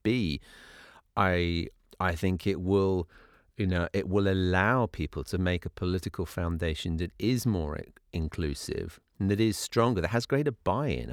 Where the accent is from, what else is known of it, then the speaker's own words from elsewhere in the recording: United Kingdom; moved away as an adult; now in United States; I grew up in Britain, which obviously has its own history and its own blind spots. But coming to live in the U S as I did twelve years ago